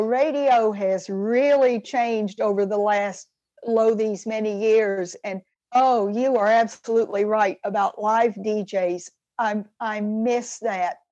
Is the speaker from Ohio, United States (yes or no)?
no; Atlanta, Georgia, United States; when I was growing up in Atlanta, Georgia